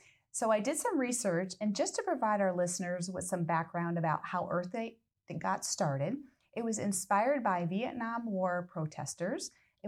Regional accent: New York, United States; I'm from that area as well. I've been down in Florida for quite a while, but I know Saratoga. I'm from a little town just south of it.

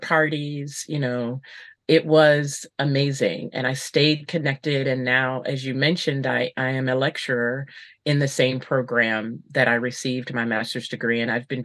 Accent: United States; also born or lived in Paris; my identity as an American woman

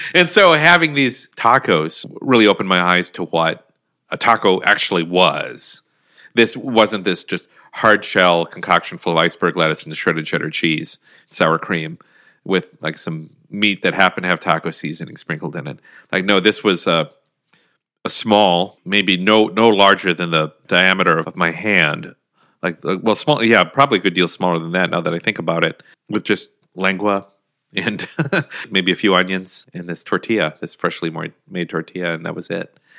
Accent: Minnesota, United States; my home state

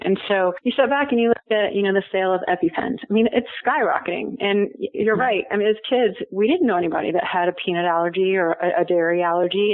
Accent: Houston, Texas, United States; moved away as an adult; now in Colorado, United States; I grew up in Texas in Houston

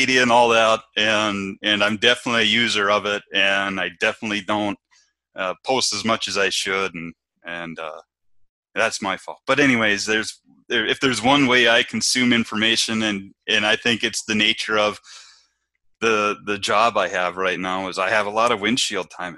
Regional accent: Moorhead, Minnesota, United States; moved away as an adult; now in North Dakota, United States; I grew up in Minnesota. I grew up on an small produce farm

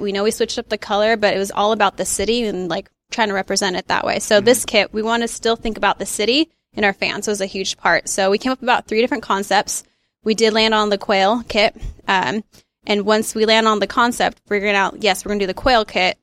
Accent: Dixon, California, United States; I grew up in Dixon, a little cow town outside of Sacramento

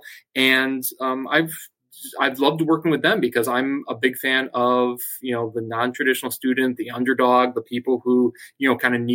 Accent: Connecticut, United States; growing up in Connecticut, you've got to choose your allegiance between Boston and New York.

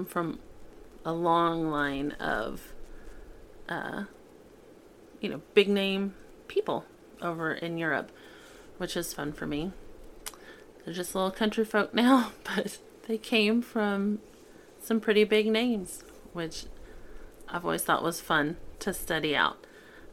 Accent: Oklahoma, United States; I grew up in Oklahoma

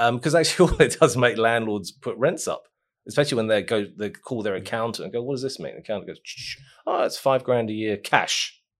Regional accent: Christchurch, Canterbury, New Zealand; I'm from Pendleton, Ilam.

